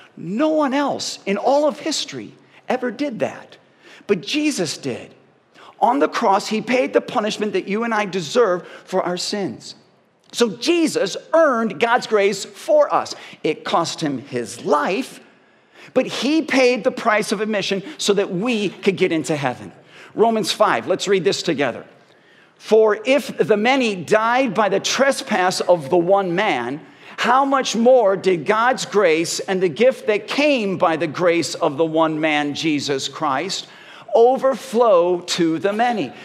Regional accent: Parma, Ohio, United States; I grew up in Parma.

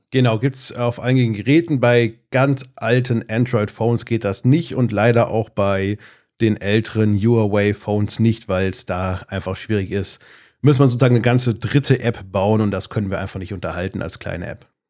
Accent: Darmstadt, Hesse, Germany; ich komme aus Darmstadt in Südhessen, da wohne ich auch immer noch, zumindest in der Nähe

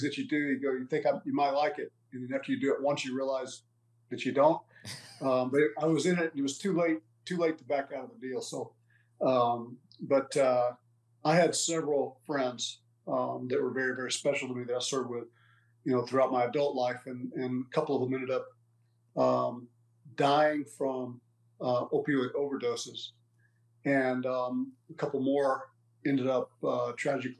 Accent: Brackettville, Texas, United States; Both of us were born and raised in Texas. I come from a little town in southwest Texas, just south of Big Bend country. It's called Brackettville, Texas.

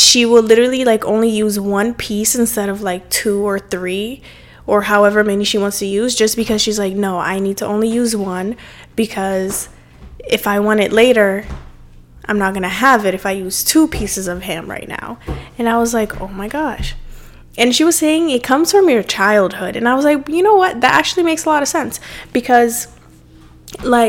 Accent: Cape Verde; moved away; growing up in my specific culture, and growing up in Cape Verde too, my country where I'm from

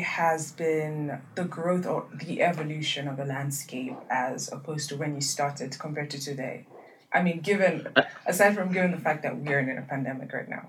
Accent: Kenya; I'm actually Kenyan myself.

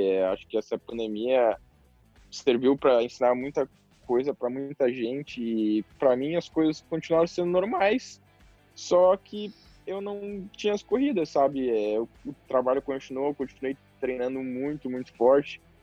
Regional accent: the South, South Brazil, Brazil; eu sou do sul, lá chove muito

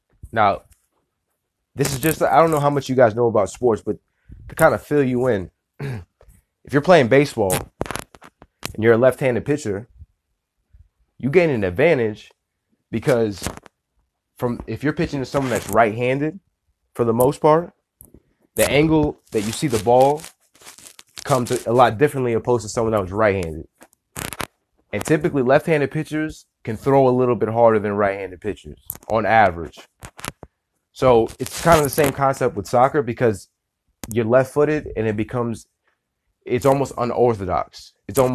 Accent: Tampa, Florida, United States; I'm from Tampa, for those of y'all that don't know, 813 all day.

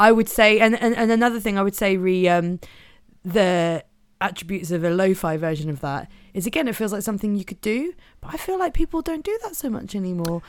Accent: Norfolk, East of England, United Kingdom; I'm from Norfolk

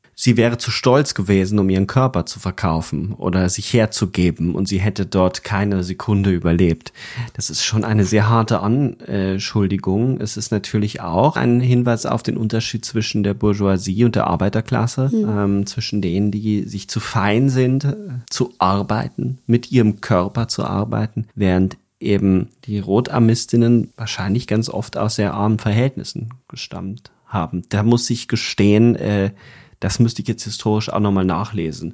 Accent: Upper Palatinate, Bavaria, Germany; wo ich aufgewachsen bin in Bayern, in der Oberpfalz

